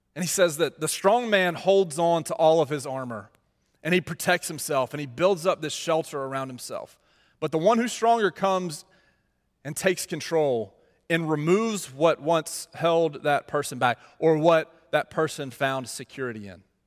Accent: Mississippi, United States; moved away; I'm from Mississippi

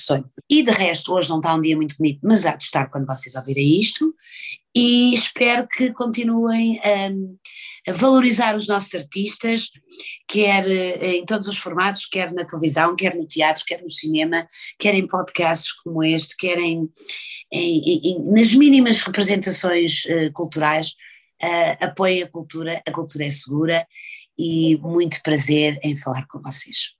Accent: Lisbon, Portugal; somos nós lisboetas também alfacinhas

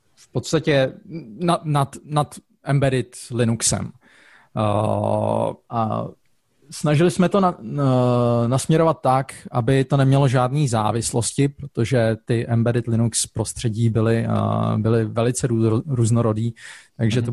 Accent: Czechia; now in Zurich, Switzerland; jako Čech

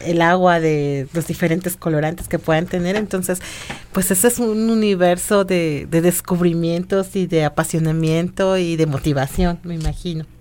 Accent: Mexico; nosotros como mexicanos

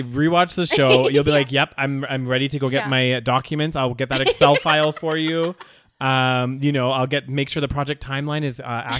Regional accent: Canada

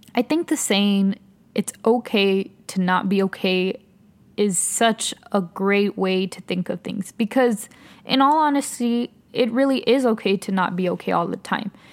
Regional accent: El Paso, Texas, United States; moved away as an adult; now in Austin, United States; I'm originally from El Paso, Texas. I currently live in Austin, Texas

